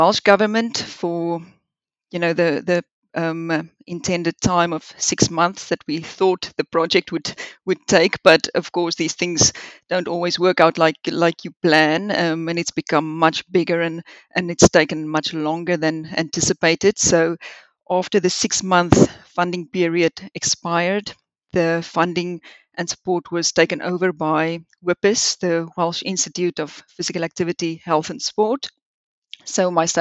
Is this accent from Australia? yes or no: no; South Africa; moved away as an adult; also born or lived in Liverpool, United Kingdom / Swansea, United Kingdom; now in United Kingdom; I grew up in South Africa